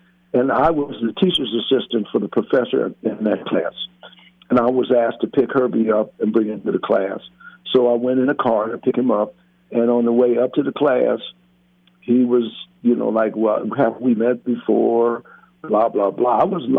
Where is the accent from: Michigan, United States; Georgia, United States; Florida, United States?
Michigan, United States; Detroit; moved away; also born or lived in Louisiana; I was in Detroit. I was born and raised in Detroit and in Louisiana. But I went to school in Detroit.